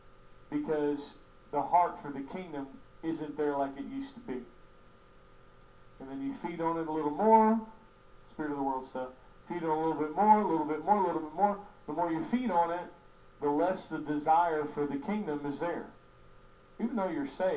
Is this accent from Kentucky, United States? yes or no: yes; Kentucky, United States; I'm from Kentucky, and so we got ponds.